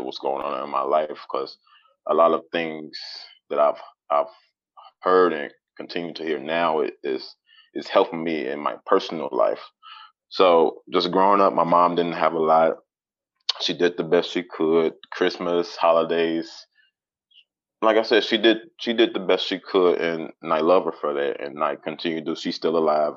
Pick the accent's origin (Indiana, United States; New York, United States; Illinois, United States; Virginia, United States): Illinois, United States; Calumet City; also born or lived in Chicago, Illinois / Riverdale, Illinois / Wheaton, Illinois; Was born in Chicago. I grew up in the in Calumet City over in South Side